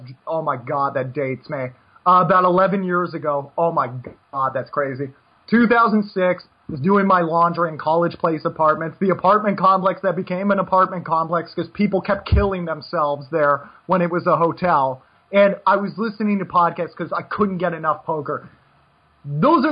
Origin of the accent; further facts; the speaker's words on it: United States; also born or lived in Regensburg, Germany / Malta; I'm American